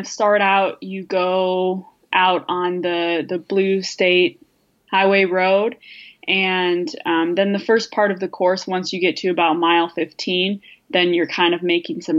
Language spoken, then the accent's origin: English; Minnesota, United States; now in Madison, United States; I grew up in Minnesota